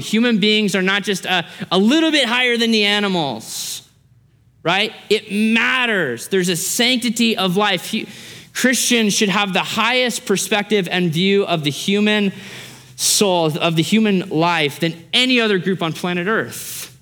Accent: Alaska, United States; moved away; also born or lived in Australia / Idaho; I grew up in Alaska, Alaska, the last frontier, lots of guns, lots of hunting, lots of military bases up there

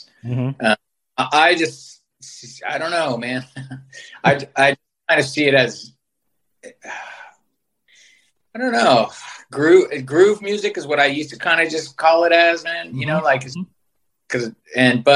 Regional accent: San Francisco, California, United States; growing up in San Francisco

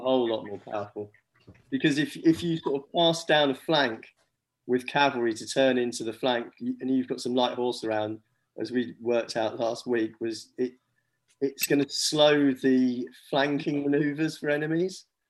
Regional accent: England, United Kingdom; as English players

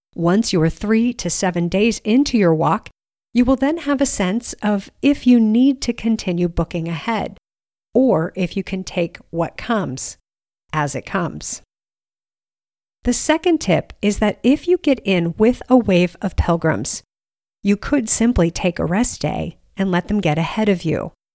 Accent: United States; we're both from the United States

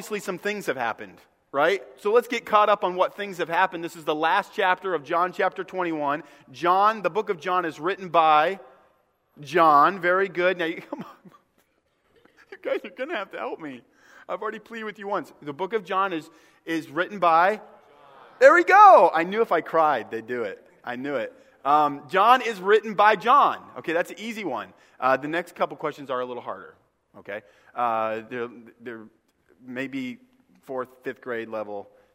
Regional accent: Northeast, United States; moved away; I grew up in the Northeast.

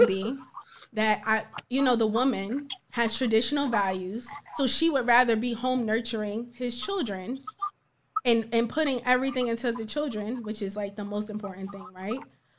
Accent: Plainfield, United States; We from the same area. I'm from Plainfield.

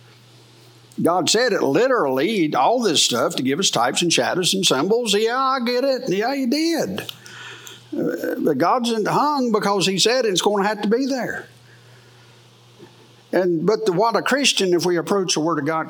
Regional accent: United States; I am an American. I am. I love America.

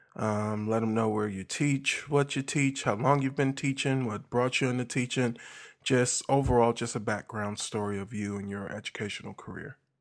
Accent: Milwaukee, Wisconsin, United States; now in Millington, United States; I'm actually originally from Milwaukee, Midwest

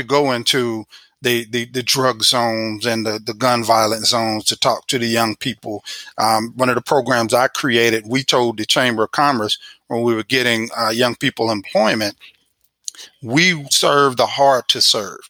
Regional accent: Missouri, United States; also born or lived in Illinois; I'm from Missouri

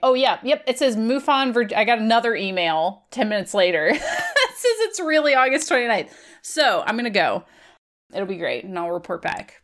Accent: Virginia, United States; I'm from Virginia

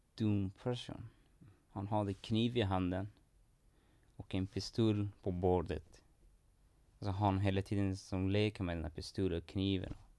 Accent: Iran; Swedish is a second language; now in Sweden; det var svårt ganska att leva där i Iran och var, jag hade ingen framtid där

